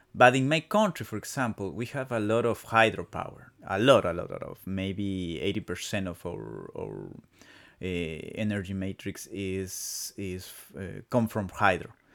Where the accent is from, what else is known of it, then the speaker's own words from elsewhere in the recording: Quito, Pichincha, Ecuador; first language Spanish; English is a second language; Ah, I come from Ecuador. I come from Quito, the, the capital city of my country